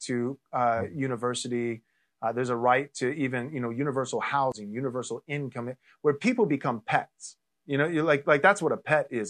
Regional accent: Texas, United States; now in California, United States; I grew up in Texas

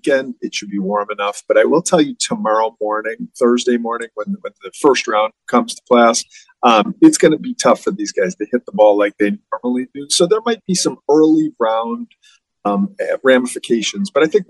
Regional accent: Buffalo, New York, United States; moved away; also born or lived in Arizona; I was born in Buffalo, born and raised here in Buffalo.

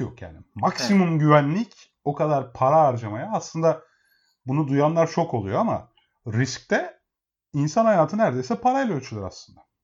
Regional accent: Emirdağ, Afyonkarahisar, Turkey; Emirdağ, Afyon Emirdağlıyım ben.

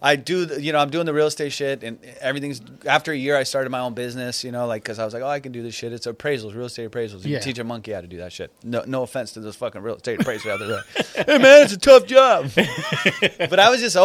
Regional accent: Orange, California, United States; also born or lived in Iran; I grew up in the city of Orange

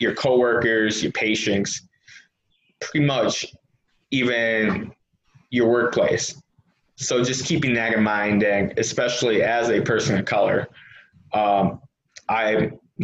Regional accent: Wisconsin, United States; I'm from Wisconsin

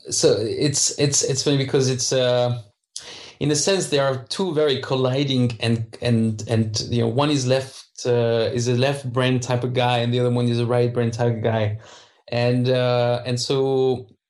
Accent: France; English is a second language; moved away as an adult; now in Krakow, Poland; I'm French, so I don't pronounce the H well.

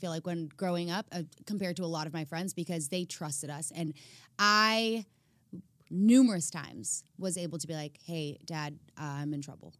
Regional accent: Chicago, Illinois, United States; moved away; I'm from Chicago

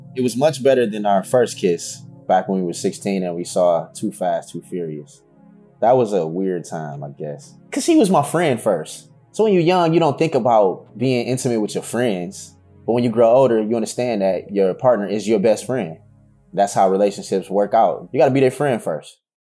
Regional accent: Detroit, Michigan, United States; I'm from the west side of the best city in the planet, Detroit, Michigan.

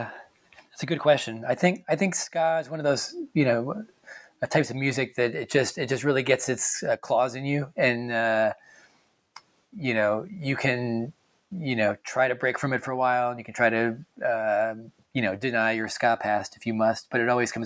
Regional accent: Hartford, Connecticut, United States; from just outside of Hartford, and so, you know, … was sort of like the big band in my home state growing up.

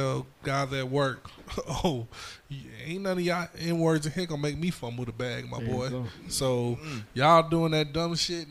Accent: New York City, New York, United States; I'm from Brooklyn, but I'm with you. I rep North Carolina like for real. I've been living. Sir. I moved to North Carolina like 92, and I'm a country boy at this point.

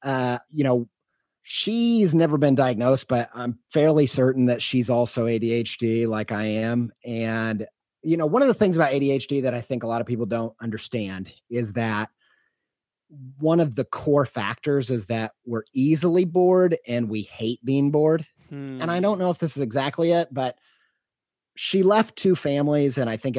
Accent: Indiana, United States; also born or lived in Western New York; I grew up in Southern Indiana, but we moved around a lot. So I don't really have a place that feels like home.

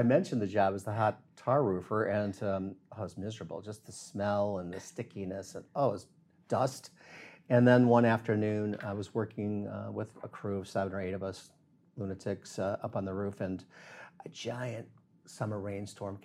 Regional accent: northern Illinois, United States; also born or lived in Key West, Florida / Miami, Florida; now in South Florida, United States; growing up in Illinois, northern Illinois, almost Wisconsin.

